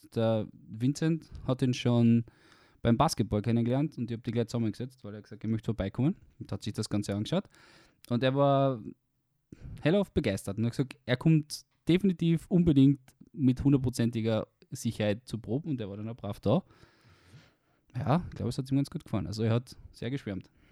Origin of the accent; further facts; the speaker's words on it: Carinthia, Austria; moved away; Ich komme aus Kärnten ursprünglich. Man wird es wahrscheinlich dann auf dem Podcast definitiv hören mit meinem Dialekt.